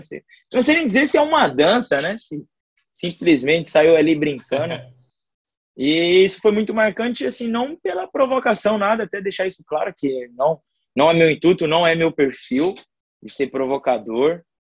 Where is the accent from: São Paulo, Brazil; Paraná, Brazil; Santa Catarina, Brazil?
São Paulo, Brazil; Francisco Morato; now in Rio de Janeiro, Brazil; eu sou do município de Francisco Morato, né? É, da Grande São Paulo